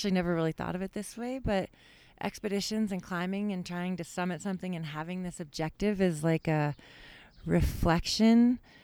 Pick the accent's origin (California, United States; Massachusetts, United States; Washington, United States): Washington, United States; Seattle; moved away as an adult; I grew up in Seattle, Washington